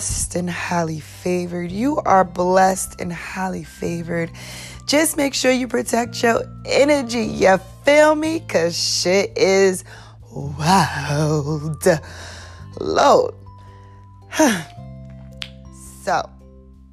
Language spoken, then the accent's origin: English; New York City, New York, United States; now in Atlanta, United States; I am from NYC, born and raised, all day, Staten Island